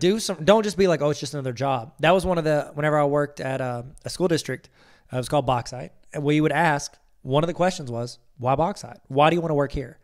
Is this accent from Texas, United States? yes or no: no; Ohio, United States; I'm from Ohio